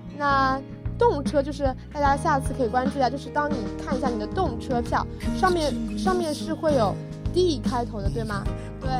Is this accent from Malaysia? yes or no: no; China; 我们中国人